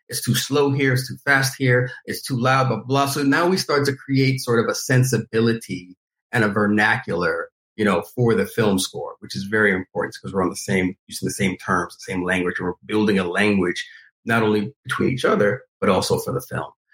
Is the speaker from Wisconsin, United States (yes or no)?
no; New York, United States; growing up in New York and enjoying you know hip hop, R and B, you know, gospel